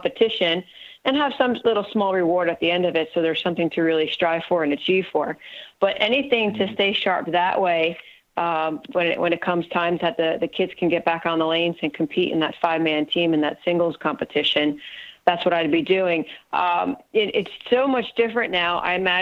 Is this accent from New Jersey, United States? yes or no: yes; New Jersey, United States; moved away as an adult; also born or lived in Morehead, Kentucky; I went to Morehead State and I was from New Jersey, so I was a good 9.5 hours away from home.